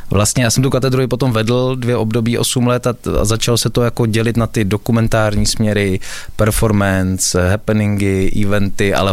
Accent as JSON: {"language": "Czech", "country": "Czechia", "said": "Ale to máme i hodně rádi my, eh, Češi"}